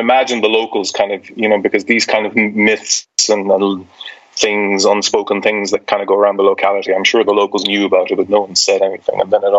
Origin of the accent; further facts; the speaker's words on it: Ireland; moved away as an adult; also born or lived in London; now in Madrid, Spain; So I lived in Ireland until I was about 30, and then I moved to London.